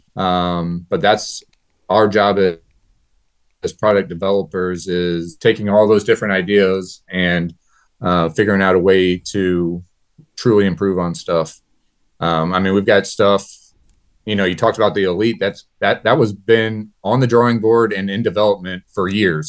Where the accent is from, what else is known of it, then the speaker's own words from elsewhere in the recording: New Haven, Missouri, United States; I'm from New Haven, Missouri, born and raised here.